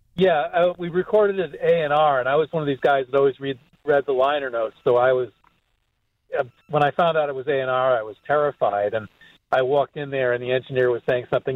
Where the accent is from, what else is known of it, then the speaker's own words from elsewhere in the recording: outside Hartford, Connecticut, United States; I'm from Hartford, and I grew up in a little town outside of Hartford. I mean, I was born in Hartford